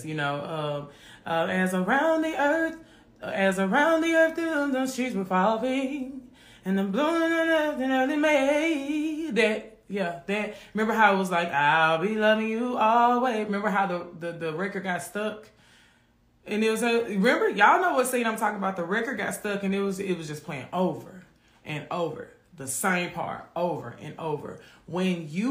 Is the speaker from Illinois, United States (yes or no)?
no; Memphis, Tennessee, United States; I grew up in Orange Mound in Memphis.